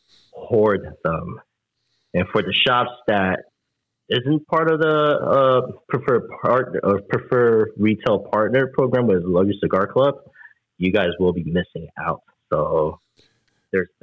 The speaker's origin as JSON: {"language": "English", "region": "New York", "country": "United States", "said": "We're from New Yorker, man. We're from New York."}